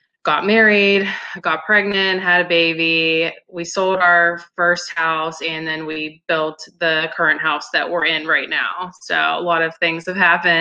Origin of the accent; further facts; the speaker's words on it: Pittsburgh, Pennsylvania, United States; I'm from Pittsburgh, Pennsylvania. I've lived here my entire life